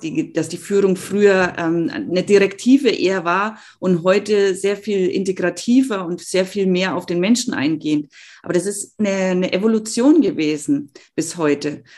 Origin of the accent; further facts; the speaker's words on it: Germany; bei uns in Deutschland